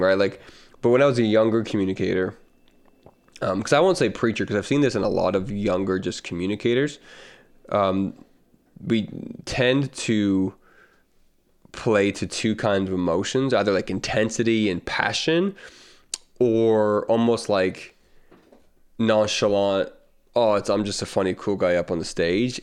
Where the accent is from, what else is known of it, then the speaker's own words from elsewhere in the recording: the South, United States; accent: Southern; moved away; I'm just a Southern guy